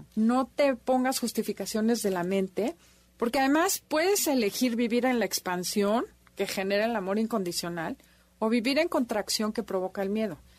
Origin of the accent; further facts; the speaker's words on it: Mexico; como mexicanos nueve que somos en general